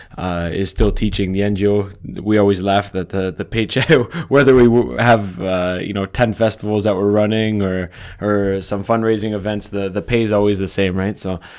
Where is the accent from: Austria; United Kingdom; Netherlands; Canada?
Canada; moved away; So basically, we're both Canadian guys. We've been here 10 years plus. I've been here 12 years, Nate.